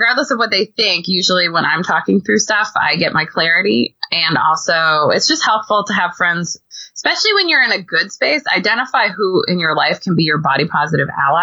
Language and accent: English; California, United States; moved away as an adult; I grew up in California